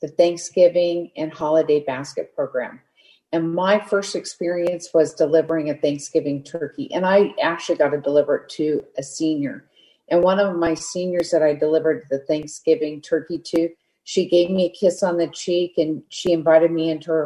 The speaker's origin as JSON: {"language": "English", "town": "Parkville", "region": "Missouri", "country": "United States", "tie": "born or raised there", "moved": "yes", "lives_now": "California, United States", "said": "I grew up 11 miles outside of Kansas City, which is a little town called Parkville."}